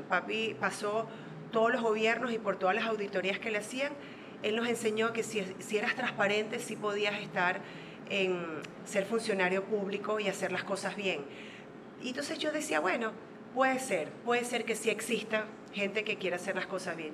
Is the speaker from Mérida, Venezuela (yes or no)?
no; Zulia, Venezuela; now in Panama; de donde soy yo, que es el estado Zulia